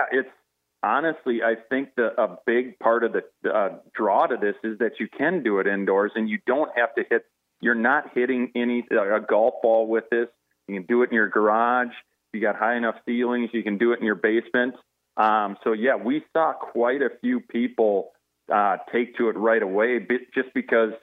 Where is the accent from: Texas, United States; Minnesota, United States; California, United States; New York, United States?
Minnesota, United States; Faribault; Luc and I grew up together in Faribault